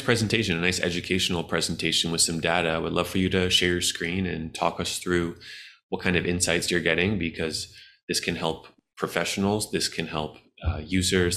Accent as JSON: {"language": "English", "country": "United States", "said": "I'm an American"}